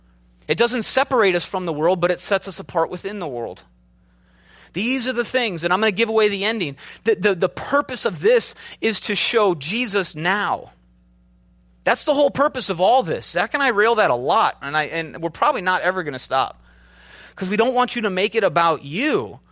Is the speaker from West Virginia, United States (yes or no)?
no; Minnesota, United States; also born or lived in Chicago, United States; I'm from the Midwest, right? I started off in a very kind of different mentality. I had an accent. I'm from Minnesota. I drug out my O's.